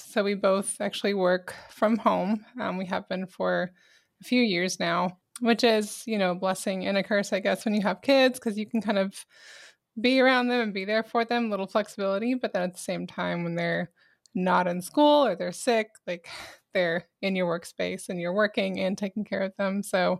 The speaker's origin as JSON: {"language": "English", "town": "Albany", "region": "New York", "country": "United States", "moved": "as an adult", "said": "I'm actually from Albany, New York. Moved down to Texas when I was 18. Met him shortly after. But we both even up there, I lived more in the country and we both kind of miss it a little bit."}